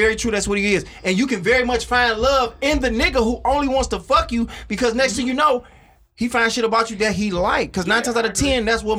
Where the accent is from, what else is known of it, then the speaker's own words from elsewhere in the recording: Oak Park, Michigan, United States; moved away; also born or lived in Scotia; I'm from Oak Park. Now I'm out in Scotia.